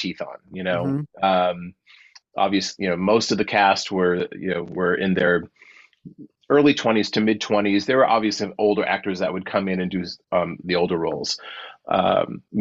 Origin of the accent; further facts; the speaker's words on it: Worcester, Massachusetts, United States; moved away; I came home because I'm from Worcester, Massachusetts originally.